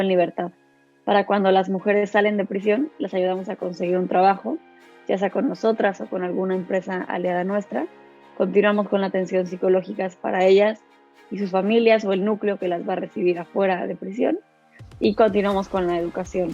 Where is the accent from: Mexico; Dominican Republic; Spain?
Mexico; soy mexicana, soy abogada.